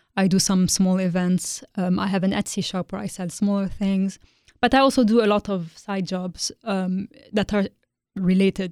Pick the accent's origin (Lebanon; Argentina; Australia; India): Lebanon; Beirut, Beirut Governorate; moved away as an adult; now in London, United Kingdom; I'm originally from Lebanon. Uh, I grew up in Beirut, and I studied there